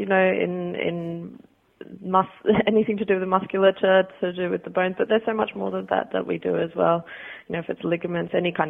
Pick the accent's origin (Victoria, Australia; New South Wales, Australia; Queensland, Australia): New South Wales, Australia; Sydney; now in England, United Kingdom; That's correct, yeah. Born and bred in Australia, yep.